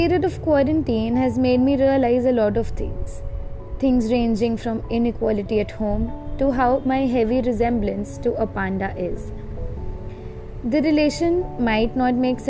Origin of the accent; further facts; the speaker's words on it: Jamshedpur, Jharkhand, India; I'm currently staying at my home in Jamshedpur, Jharkhand.